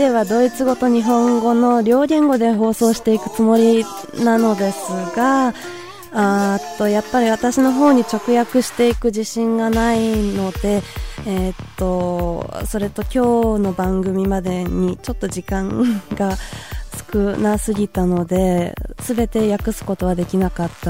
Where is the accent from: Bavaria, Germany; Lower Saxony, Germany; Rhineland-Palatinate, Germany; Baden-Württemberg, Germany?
Baden-Württemberg, Germany; Tübingen; ich bin zwar äh, vom Blut her vielleicht äh, japanischer Ursprung, aber aufgewachsen bin ich hier in Tübingen. Seit 20 Jahren sitze ich hier